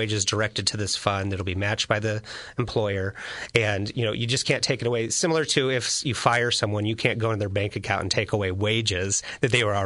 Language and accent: English; Springfield, Illinois, United States; I grew up in Springfield, too.